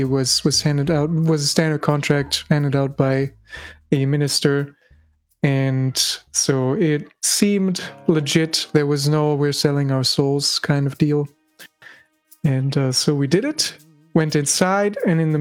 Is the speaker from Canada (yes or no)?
no; Germany; accent: German; English is a second language; my German accent, which I absolutely hate, is coming through